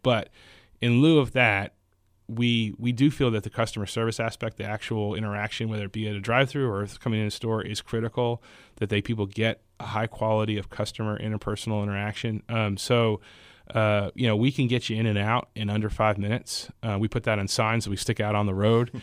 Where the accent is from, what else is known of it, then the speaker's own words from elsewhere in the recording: Houston, Texas, United States; I grew up in Houston